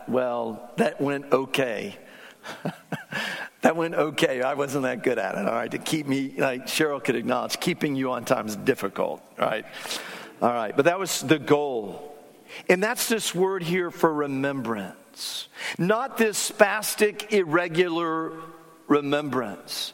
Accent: South Florida, United States; When I was 7 or 8 years of age growing up in South Florida

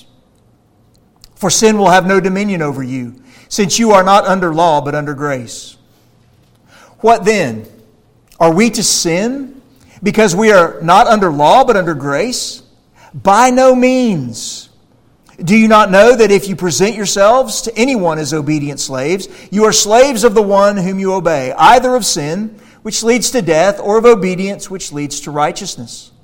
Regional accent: Central Florida, United States; I grew up in Central Florida

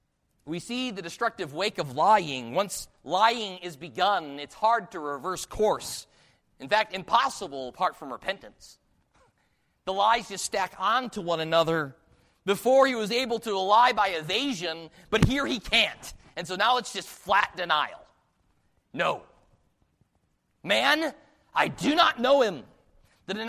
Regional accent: the North, Northern United States, United States; accent: northern; now in Texas, United States

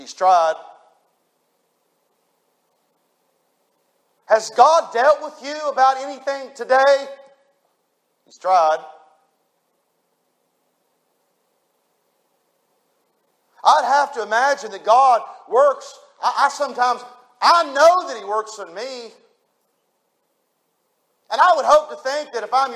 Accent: United States; I was raised on the New River

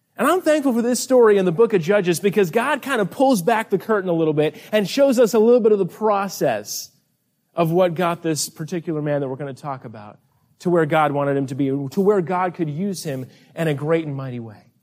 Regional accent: North Carolina, United States; we are from North Carolina, way, way on the other side of the continent here.

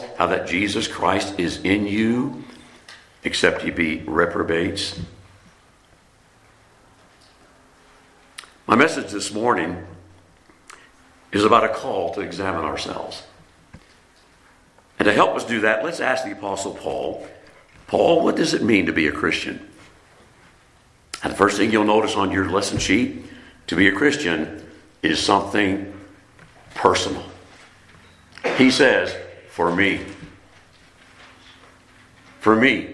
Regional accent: France; moved away; also born or lived in Keflavik, Iceland / Columbus, Mississippi; I was born in France

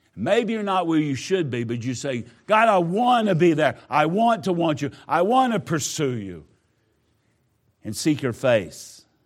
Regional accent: Southwest Georgia, United States; moved away; I grew up in Georgia, not the part you are in. I was down Southwest Georgia

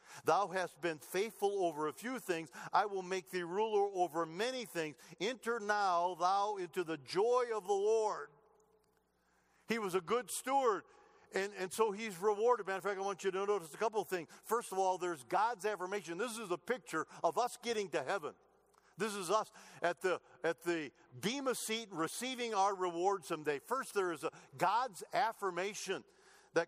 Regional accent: Michigan, United States; moved away; I grew up in Michigan, okay? Motor City, Detroit.

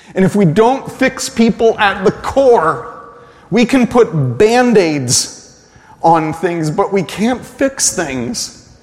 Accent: United States; we, as American evangelicals

